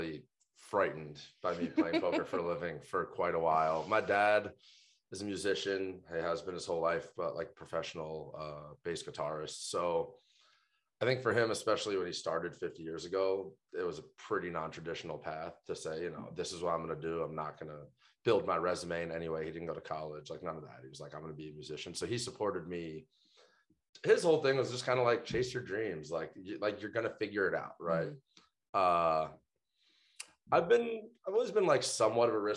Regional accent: New York City, New York, United States; moved away as an adult; now in Las Vegas, United States; I grew up in Brooklyn, New York

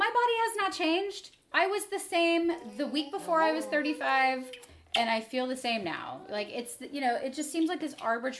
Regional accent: United States; I'm American.

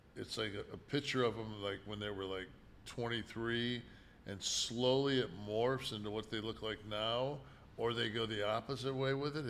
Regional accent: Detroit, Michigan, United States; we never heard the N-word growing up in Detroit

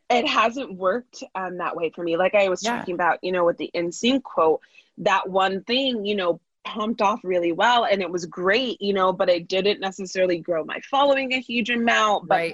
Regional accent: Bay Area, California, United States; I grew up in the Bay Area

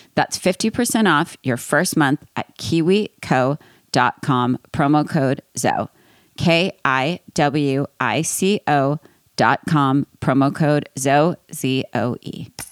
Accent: East Coast, United States; I'm from East Coast

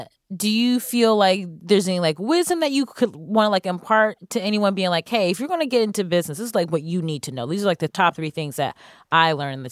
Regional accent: Cleveland, Ohio, United States; Yes, I'm from Ohio, Cleveland.

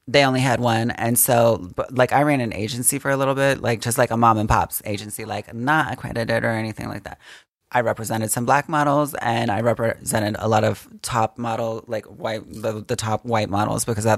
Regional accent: Georgia, United States; I'm from Georgia.

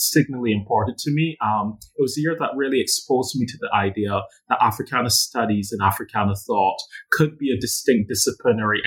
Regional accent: Barbados; also born or lived in Tanzania; I was born in Tanzania, but I moved to Barbados when I was very young as a baby

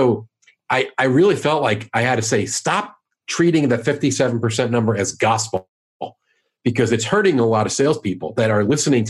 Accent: New York, United States; now in St. Louis, United States; I'm from New York, I live in St. Louis

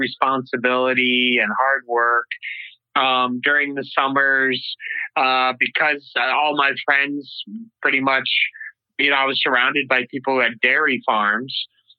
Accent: Marathon, New York, United States; I grew up, I'm originally from upstate New York, or at least that's really where I grew up, central New York. Little town called Marathon, New York, about 50 miles south of Syracuse

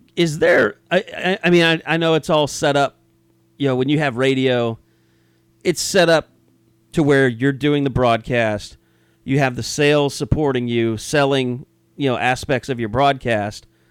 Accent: Southwest Oklahoma, United States; I grew up in Southwest Oklahoma

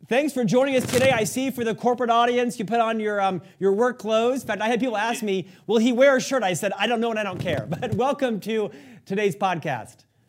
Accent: Orlando, Florida, United States; I'm from Florida originally, Orlando

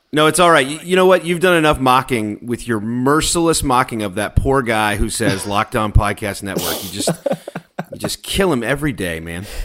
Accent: Bullitt County, Kentucky, United States; also born or lived in Louisville, Kentucky / Lexington, Kentucky; I'm from Bullitt County

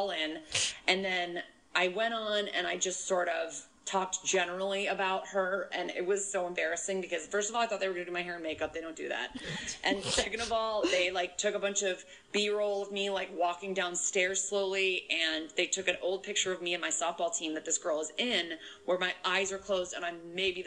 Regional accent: Connecticut, United States; I did go to college an hour and 15 minutes from my hometown, in Connecticut

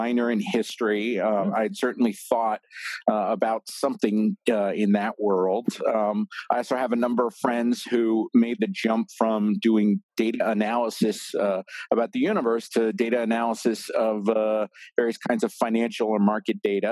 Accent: central New Jersey, United States; I grew up in New Jersey, kind of central New Jersey

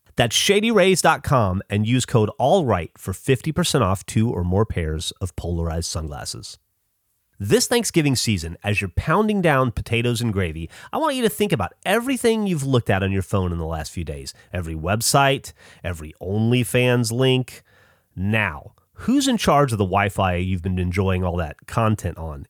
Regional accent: the South, United States; growing up in the South

